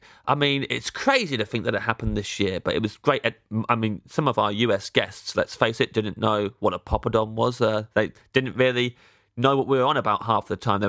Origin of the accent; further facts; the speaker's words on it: England, United Kingdom; We're just both from England.